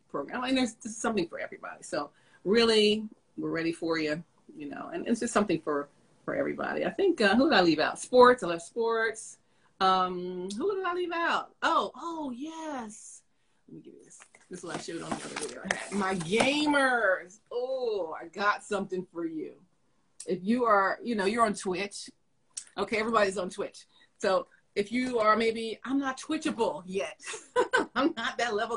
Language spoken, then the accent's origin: English; Philadelphia, Pennsylvania, United States; moved away; we're from Philly, we got these Philly people